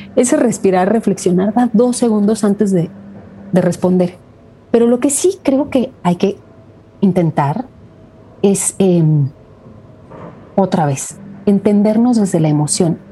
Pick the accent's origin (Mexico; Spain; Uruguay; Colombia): Mexico; soy mexicana